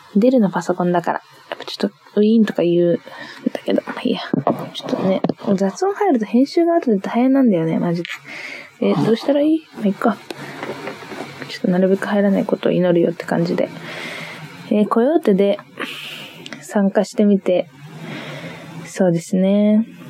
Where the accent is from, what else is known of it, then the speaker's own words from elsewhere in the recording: Niigata, Japan; moved away; 新潟出身でして、新潟にずっといたんだけど